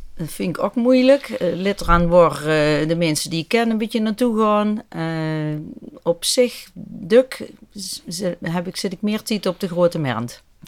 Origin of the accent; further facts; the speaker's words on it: Venray, Limburg, Netherlands; moved away as an adult; ik ben opgegroeid in Venray, maar ik heb heel lang in het buitenland gezeten.